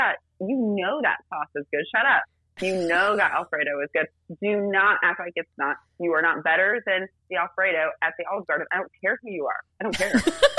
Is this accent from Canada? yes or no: no; Rome, Lazio, Italy; born there; I was born in Rome.